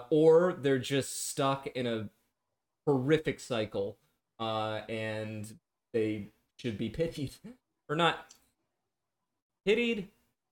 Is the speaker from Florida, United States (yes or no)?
no; Brooklyn, New York, United States; I wasn't in Brooklyn during 9/11. I was in Manhattan, but I am from Brooklyn.